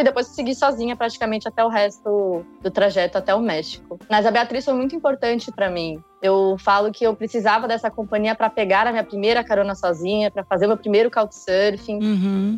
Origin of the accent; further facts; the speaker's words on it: São Paulo, Brazil; eu sou de São Paulo